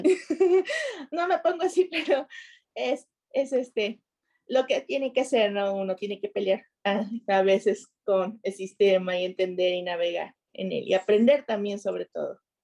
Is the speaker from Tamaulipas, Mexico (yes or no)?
yes; Nuevo Laredo, Tamaulipas, Mexico; moved away as an adult; also born or lived in Woodside, Queens, New York; now in New York, United States; yo tengo aquí viviendo en los Estados Unidos aproximadamente 15 años Ah, soy de Nuevo Laredo, Tamaulipas, México